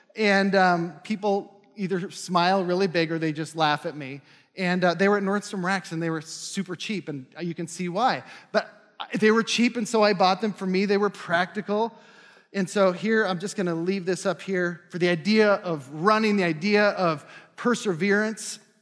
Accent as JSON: {"language": "English", "region": "North Dakota", "country": "United States", "moved": "yes", "lives_now": "Minnesota, United States", "said": "I'm from North Dakota."}